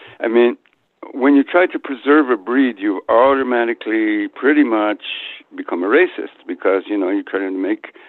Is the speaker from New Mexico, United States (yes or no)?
yes; New Mexico, United States; moved away as an adult; also born or lived in Guatemala; I was back in my homeland